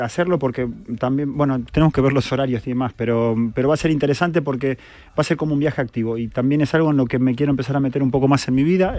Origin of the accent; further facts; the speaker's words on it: Argentina; now in Spain; soy argentino